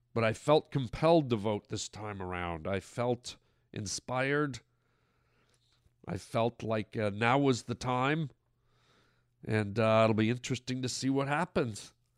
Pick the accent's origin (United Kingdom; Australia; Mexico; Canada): Canada; now in United States; I'm from Canada. I never voted in Canada